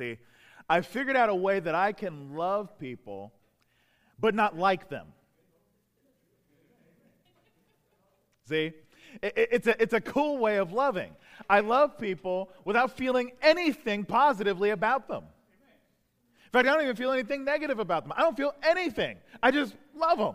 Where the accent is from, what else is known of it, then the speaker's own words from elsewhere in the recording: Prince George's County, Southern Maryland, United States; now in Baltimore, United States; I grew up in Southern Maryland, right around PG County, about the south side of PG County. You know, so right around Upper Marlboro, Brandywine, over in that part of town